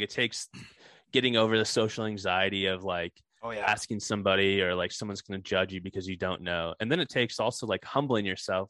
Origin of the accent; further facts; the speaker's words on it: Okemos, Michigan, United States; I'm from Michigan, East Lansing area, Okemos.